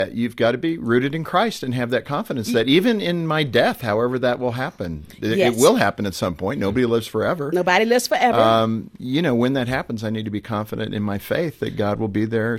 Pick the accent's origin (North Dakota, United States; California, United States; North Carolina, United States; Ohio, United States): California, United States; grew up in California, so I, you know, it's kind of a thrill as a kid when you got the rumble.